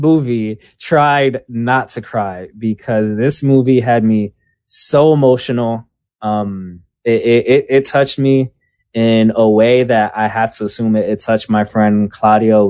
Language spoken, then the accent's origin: English; New York City, New York, United States; moved away; also born or lived in San Francisco; I am from Washington Heights